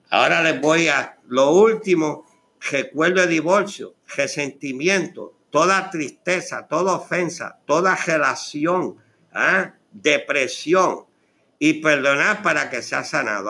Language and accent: Spanish; Puerto Rico; moved away as an adult; yo tuve Ah, la oportunidad de casarme en Puerto Rico para aquella época, en el 1976. Y me ingresé en el ejército. Salí de Puerto Rico con una herida